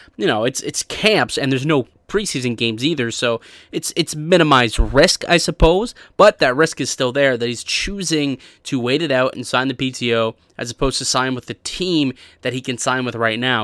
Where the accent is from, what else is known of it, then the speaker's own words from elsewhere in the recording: Canada; I still bleed red and white as a Canadian